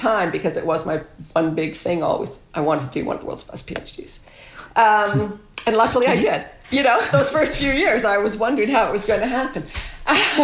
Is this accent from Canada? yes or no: yes; Guelph, Ontario, Canada; moved away as an adult; I came all the way home to Guelph, my hometown